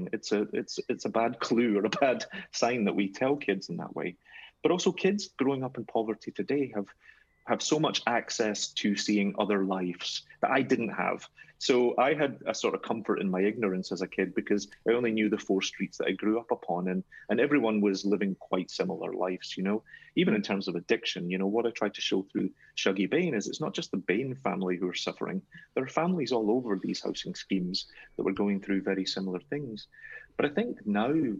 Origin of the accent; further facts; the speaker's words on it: Glasgow, Scotland, United Kingdom; people in my hometown, people in Glasgow